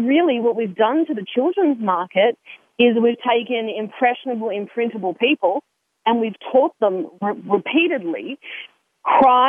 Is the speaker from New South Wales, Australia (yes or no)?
yes; Sydney, New South Wales, Australia; moved away; I came from a different country at a different time. I'm 30 years old. It's a different country. I'm from Sydney, Australia